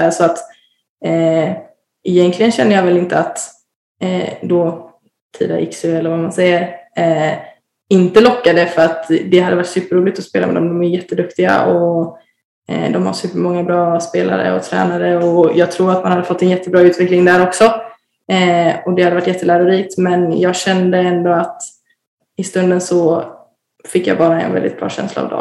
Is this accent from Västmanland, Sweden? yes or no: no; Varberg, Halland County, Sweden; jag ville närmare till familjen och närmare eh, hem där jag kommer ifrån. Så, så att det var väl ändå eh, Varberg som lockade mest hela tiden.